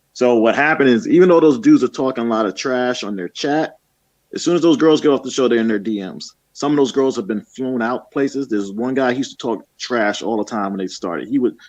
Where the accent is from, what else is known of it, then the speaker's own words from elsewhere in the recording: New York, United States; because I'm originally from New York.